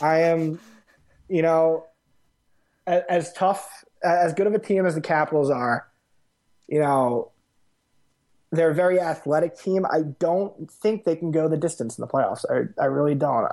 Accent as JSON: {"language": "English", "area": "Westchester", "region": "New York", "country": "United States", "moved": "as an adult", "lives_now": "Boston, United States", "said": "I'm originally from Westchester, New York."}